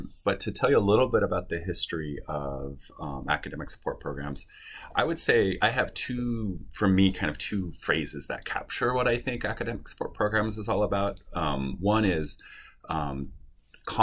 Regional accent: Spokane, Washington, United States; also born or lived in Seattle, Washington; I am actually from Washington State. I grew up in Eastern Washington in Spokane.

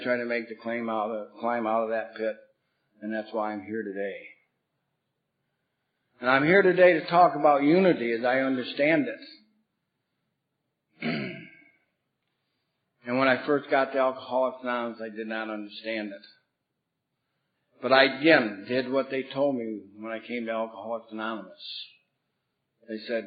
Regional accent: Bath, New York, United States; I come from Bath, New York. It's a small rural town in upstate New York

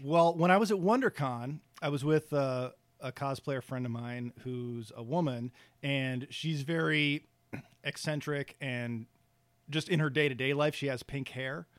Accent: Cleveland, Ohio, United States; moved away as an adult; also born or lived in San Francisco Bay Area; now in Los Angeles, United States; I'm originally from Cleveland

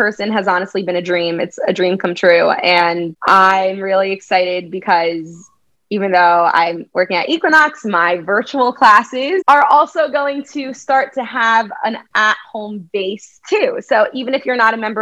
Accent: New Jersey, United States; now in New York City, United States; I'm from Jersey, the shore area.

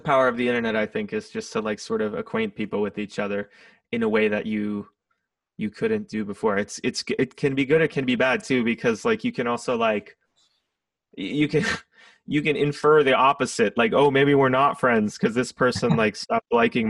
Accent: Kansas City, United States; also born or lived in Wichita, Kansas / Kirksville, Missouri / Reston, Virginia; I only lived there till I was five. And then I moved to the Kansas City area when I was about five. So I've lived here most of my life. I went to school in Kirksville, Missouri

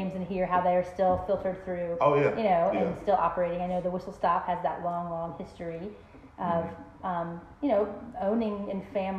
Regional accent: Virginia, United States; now in Travelers Rest, United States; I was raised in Virginia. That's not that far away. It's still very Southern.

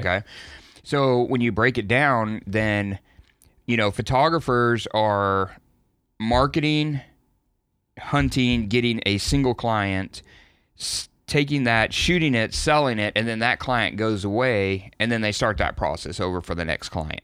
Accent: Texas, United States; I'm from Texas.

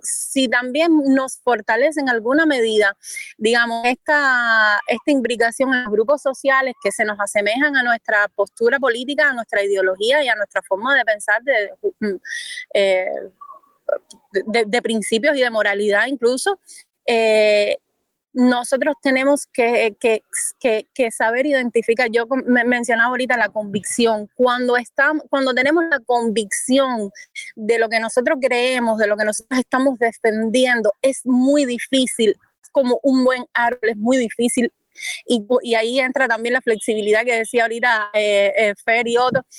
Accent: Cuba; como cubanos

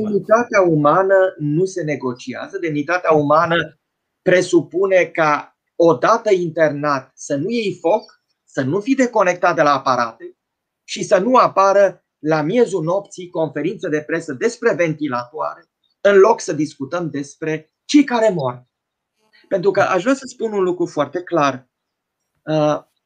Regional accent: Romania; ca români

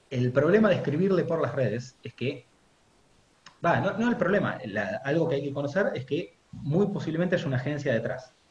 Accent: Spain; porque como soy español me van a decir, eh, que sabés vos del mate

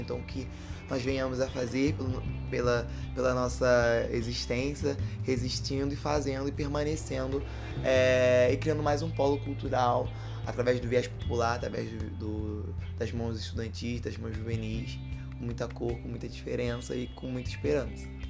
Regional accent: Rio de Janeiro, Brazil; also born or lived in Santa Cruz, Rio de Janeiro; nascido e criado aqui em Campo Grande, né? Nasci no Cesarão em Santa Cruz, vim morar aqui em Campo Grande

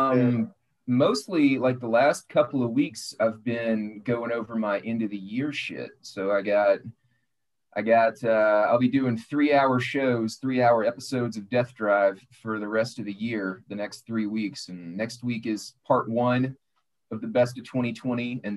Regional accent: Arkansas, United States; I grew up in Arkansas, about 10 minutes from the Louisiana border

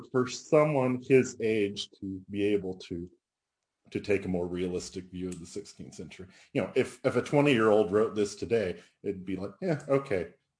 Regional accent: Oklahoma, United States; moved away; also born or lived in Austin; as an Oklahoman, you know, I am not Indian

